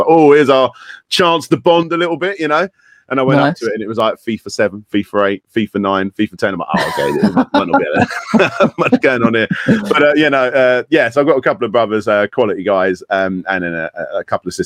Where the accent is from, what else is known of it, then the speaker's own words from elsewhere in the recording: Kent, South East England, United Kingdom; I was born in Kent in the UK